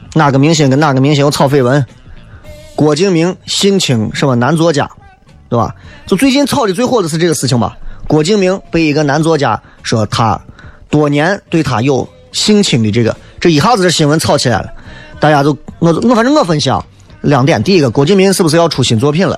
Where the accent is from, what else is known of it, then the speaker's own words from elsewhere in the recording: Shaanxi, China; 塑造我们陕西人现在就这个样子